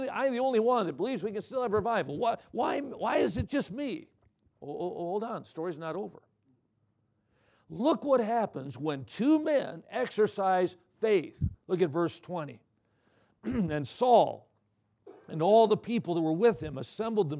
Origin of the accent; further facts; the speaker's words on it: Watertown, Wisconsin, United States; Watertown, my hometown